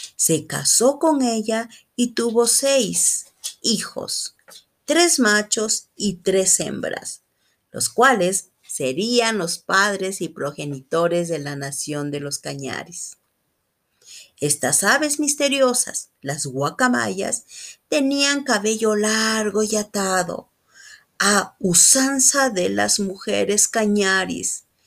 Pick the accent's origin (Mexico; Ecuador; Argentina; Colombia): Ecuador; soy de Ecuador